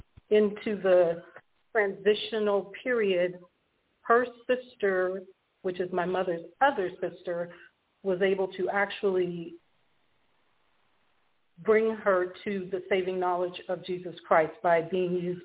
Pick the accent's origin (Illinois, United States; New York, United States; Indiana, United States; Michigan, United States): Illinois, United States; Chicago; also born or lived in Washington State; now in Washington, United States; in Chicago, Illinois, to Mary and Melvin